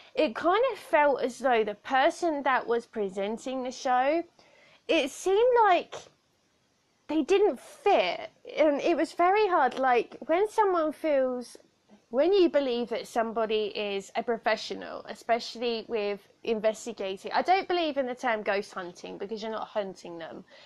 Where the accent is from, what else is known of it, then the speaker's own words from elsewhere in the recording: Southampton, South East England, United Kingdom; accent: weird accent; I have a weird accent because I was raised by someone that um, is from like the outskirts of London. I come from Southampton, so our accents are slightly different